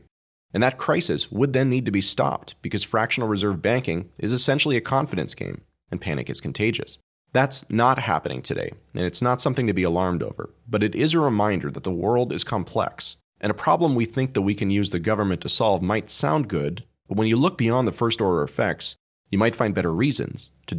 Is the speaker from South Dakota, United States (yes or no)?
no; California, United States; I lived most of my life in California, growing up in the Bay Area outside San Francisco.